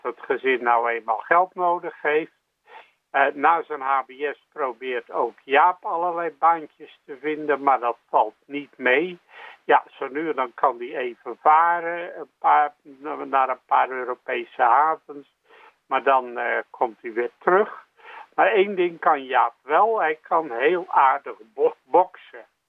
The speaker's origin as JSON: {"language": "Dutch", "town": "Rotterdam", "region": "South Holland", "country": "Netherlands", "tie": "born or raised there", "said": "Ik ben Rotterdammer van geboorte"}